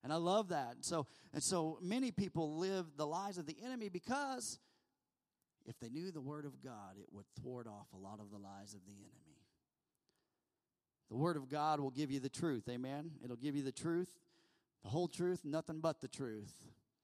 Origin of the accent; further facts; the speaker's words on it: United States; we're American